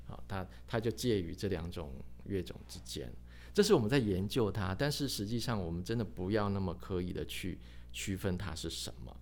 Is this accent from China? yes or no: no; Taiwan; 甚至于他把这个我们台湾人